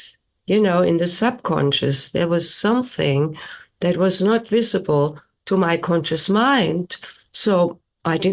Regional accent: Germany; English is a second language; moved away as an adult; now in United States; I was born and raised in Germany and then came to the United States in my late 20s for postgraduate work in music

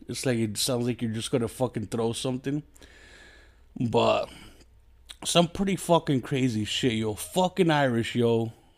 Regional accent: Mexico; I'm just a fat Mexican

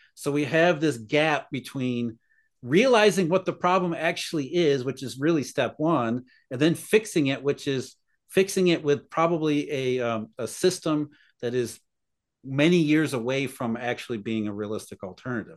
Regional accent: Rust Belt, United States; I grew up in the Rust Belt

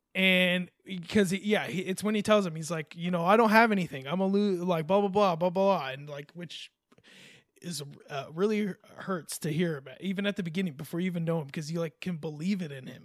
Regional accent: California, United States; I'm a Californian

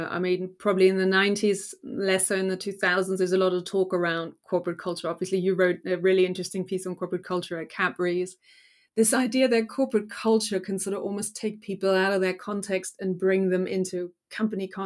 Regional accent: Germany; now in United Kingdom; So obviously, I came from Germany, hadn't been in Britain that long

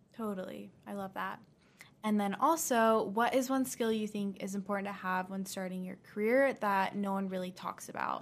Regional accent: Dallas, Texas, United States; I'm actually from Texas

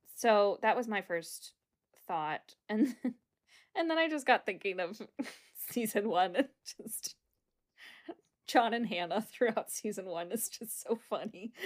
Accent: United States; we're American

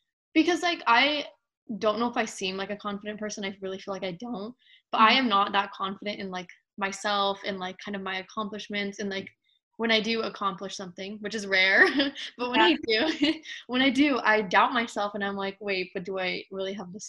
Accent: United States; I was born in America. I've lived here all my life.

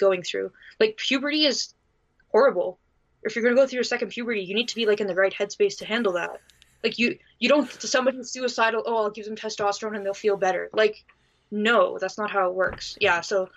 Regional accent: Canada

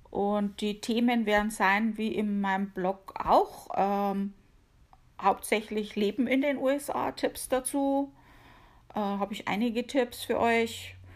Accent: Bavaria, Germany; accent: Bavarian; man hört's, ich komme aus Bayern. {S255} {S0} um genauer zu sein, aus der Oberpfalz hauptsächlich. Äh, ich habe zwar auch schon mal in Nürnberg gewohnt, aber hauptsächlich so Amberg, Sulzbach, Regensburger Gegend. Ja, da bin ich aufgewachsen.

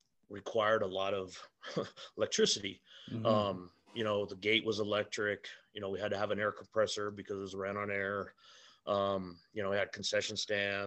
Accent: Albuquerque, New Mexico, United States; Born and raised here in New Mexico, right here in Albuquerque. I grew up in the South Valley of Albuquerque

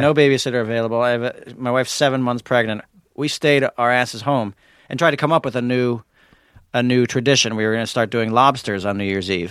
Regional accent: New York, United States; I'm from New York

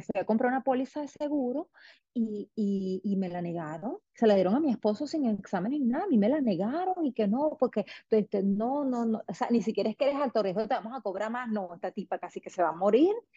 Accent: Venezuela; moved away as an adult; now in United States; es mi país, es mi tierra, me fui asqueada de Venezuela.

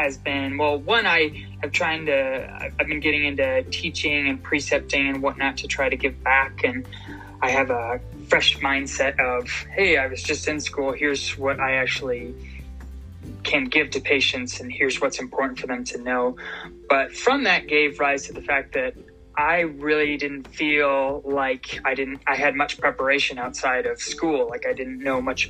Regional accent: Colorado, United States; also born or lived in Portland, Maine; I'm from Colorado

